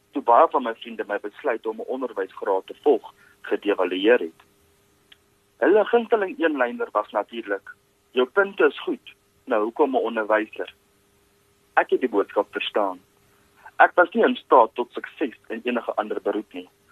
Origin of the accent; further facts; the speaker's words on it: West Rand, Gauteng, South Africa; also born or lived in Potchefstroom; Ek is oorspronklik van die Wesrand af.